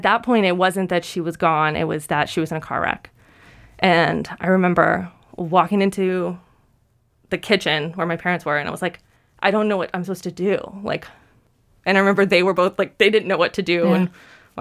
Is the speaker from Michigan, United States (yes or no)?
no; Nashville, Tennessee, United States; I'm from Nashville